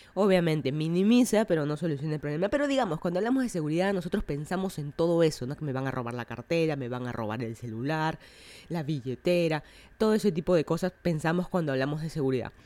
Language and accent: Spanish; Lima, Peru; moved away as an adult; now in Miami, United States; yo soy de Lima, Perú. Estoy viviendo en Miami hace como un año